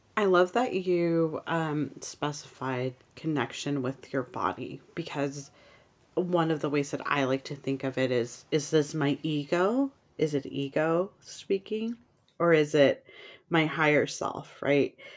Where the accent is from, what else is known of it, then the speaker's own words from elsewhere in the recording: San Francisco, California, United States; I grew up in San Francisco